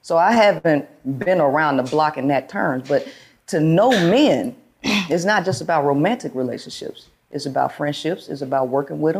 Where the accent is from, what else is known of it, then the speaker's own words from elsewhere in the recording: Shreveport, Louisiana, United States; moved away as an adult; also born or lived in South Carolina; now in Houston, United States; I'm originally from Shreveport, Louisiana. I grew up there. And then I moved out to Houston back in 2012.